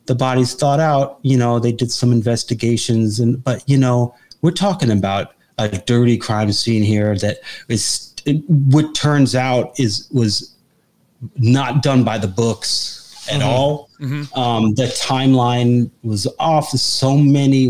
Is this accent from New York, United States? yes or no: yes; New York, United States; I'm from New York.